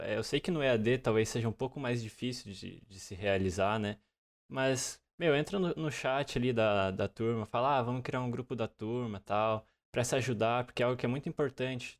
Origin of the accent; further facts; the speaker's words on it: interior of Santa Catarina, Brazil; moved away as an adult; now in Joinville, Brazil; eu vim de uma cidade, é, não como Floripa, mas uma cidade bem menor no interior do estado